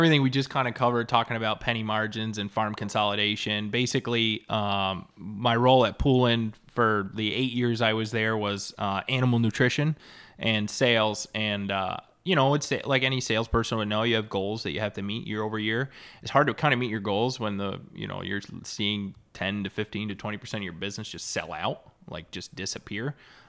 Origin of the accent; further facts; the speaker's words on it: New York, United States; start calling on farms back where I grew up in Central New York, but 4 hours one way once a week